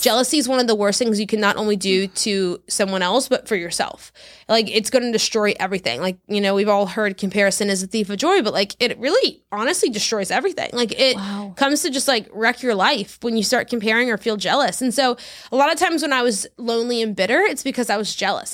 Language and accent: English; South Louisiana, United States; moved away as an adult; also born or lived in Texas; now in Orlando, United States; I grew up in South Louisiana, then I went to Baylor in Texas, and then I graduated and moved to Orlando, Florida.